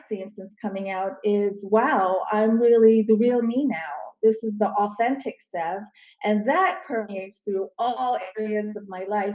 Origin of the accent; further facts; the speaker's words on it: Crofton, Maryland, United States; also born or lived in Istanbul, Turkey / Baltimore, Maryland; this happened in Crofton, Maryland, which is a suburb of DC, very close to Annapolis, Maryland. Okay. It's where I did a lot of my growing up